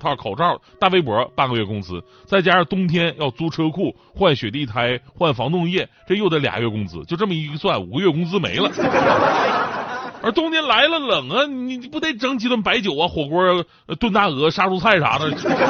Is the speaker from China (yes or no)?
yes; northern China, China; 我是北方人啊